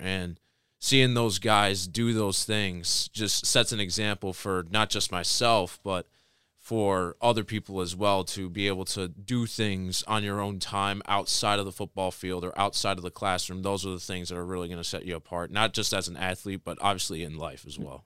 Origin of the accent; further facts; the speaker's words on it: Tecumseh, Michigan, United States; I was born and raised in Tecumseh, Michigan my whole life.